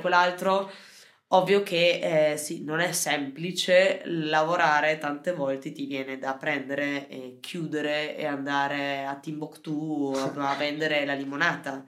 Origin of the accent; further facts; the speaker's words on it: Valpolicella, Verona, Veneto, Italy; noi in Valpolicella, vabbè, sarà che siamo, eh, siamo veronesi, siamo veneti